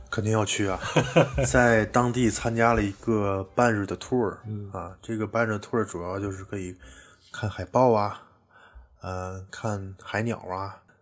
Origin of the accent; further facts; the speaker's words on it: Tianjin, China; also born or lived in Beijing; 像我们天津这边吃螃蟹嗯都要沾一些醋